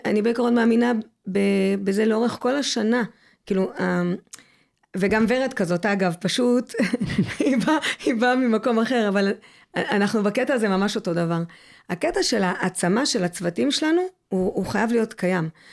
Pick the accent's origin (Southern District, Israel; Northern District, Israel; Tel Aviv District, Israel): Southern District, Israel; Mitzpe Ramon; זה מקום שבחרתי לחיות בו. גדלתי בו, עזבתי, וחזרתי מבחירה שלי